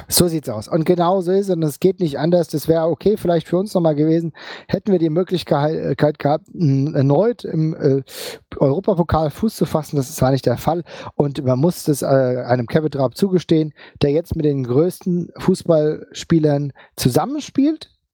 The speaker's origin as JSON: {"language": "German", "town": "Frankfurt am Main", "region": "Hesse", "country": "Germany", "said": "als Frankfurter muss ich das zugeben"}